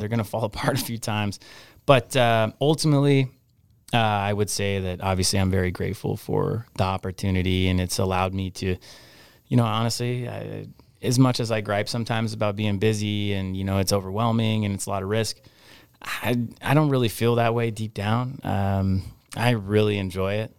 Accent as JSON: {"language": "English", "town": "Anchorage", "region": "Alaska", "country": "United States", "tie": "born or raised there", "said": "I grew up in Anchorage. I mean, I grew up, uh, I went to Chugiak High School"}